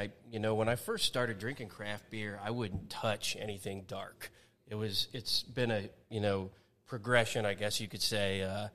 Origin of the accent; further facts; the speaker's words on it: Findlay, Ohio, United States; moved away; also born or lived in Las Vegas; I grew up in Findlay, Ohio.